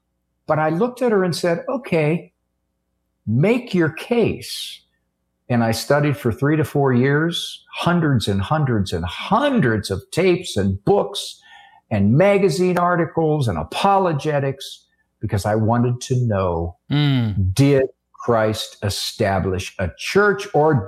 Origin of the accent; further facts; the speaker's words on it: Canton, Ohio, United States; I was brought up Catholic in Canton, Ohio, home of Mother Angelica.